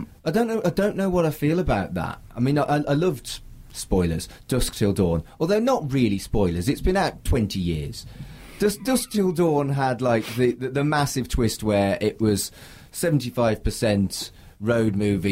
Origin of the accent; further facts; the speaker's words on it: United Kingdom; But that's hardly fair because I am fundamentally British.